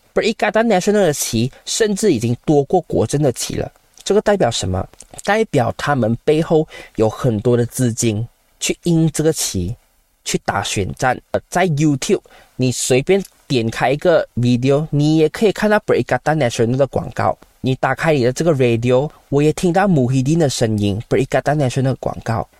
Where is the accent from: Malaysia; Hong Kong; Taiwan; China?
Malaysia; 今天你身为马来西亚华人